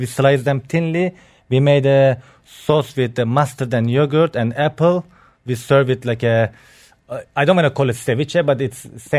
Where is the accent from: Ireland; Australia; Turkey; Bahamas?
Turkey; now in Dubai, United Arab Emirates; So I born in Turkey. I'm from Turkey.